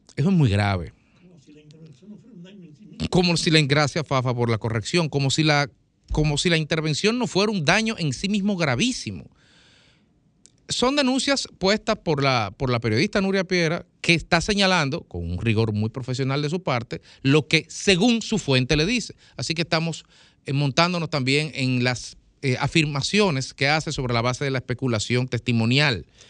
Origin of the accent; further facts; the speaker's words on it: Dominican Republic; Nosotros los dominicanos vivimos en una sociedad caracterizada por un respeto estructural a los derechos humanos